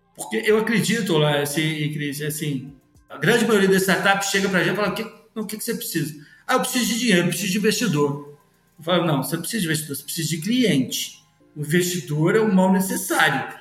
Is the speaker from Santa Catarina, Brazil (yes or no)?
no; Minas Gerais, Brazil; eu sou mineiro